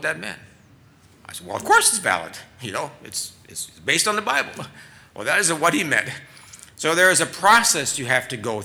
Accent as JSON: {"language": "English", "region": "Minnesota", "country": "United States", "tie": "born or raised there", "said": "my home state of Minnesota"}